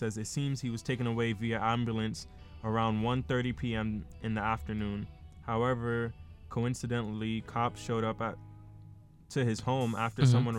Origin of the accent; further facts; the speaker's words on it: New York, United States; I'm from New York, man.